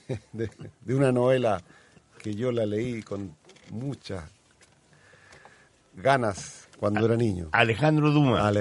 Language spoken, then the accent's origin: Spanish; Chile; yo nací en Chile